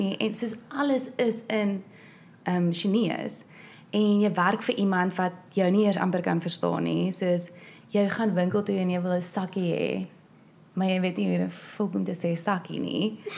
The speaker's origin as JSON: {"language": "Afrikaans", "country": "South Africa", "moved": "yes", "said": "ek's van Suid-Afrika af"}